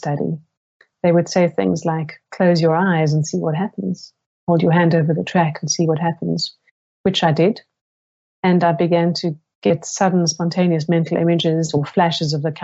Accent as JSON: {"language": "English", "town": "Cape Town", "region": "Western Cape", "country": "South Africa", "tie": "born or raised there", "also_born_or_lived": "Silicon Valley, United States / Seattle, United States", "moved": "as an adult", "said": "I grew up in South Africa."}